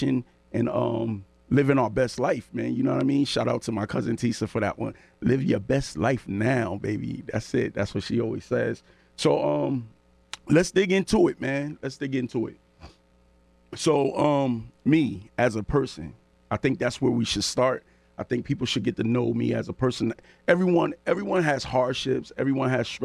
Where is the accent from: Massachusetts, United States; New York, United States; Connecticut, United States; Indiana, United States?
Connecticut, United States; New Haven; I come from the New Haven area